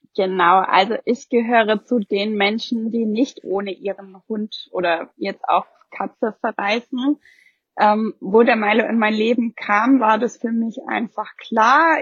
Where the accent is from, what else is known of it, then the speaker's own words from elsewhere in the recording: Germany; hier bei uns in Deutschland